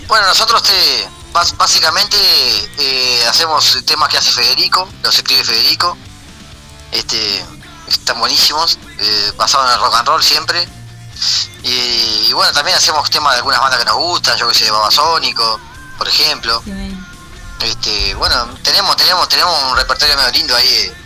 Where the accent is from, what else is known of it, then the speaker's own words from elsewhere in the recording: Ciudad del Plata, San José, Uruguay; Seba y yo somos prácticamente, o sea, de, Ciudad de Plata, Talla Pascual